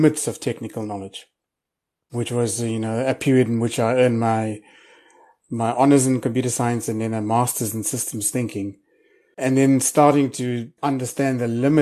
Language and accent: English; Pietermaritzburg, KwaZulu-Natal, South Africa; I grew up in a little town called Pietermaritzburg, which is about 150 kilometers outside of Durban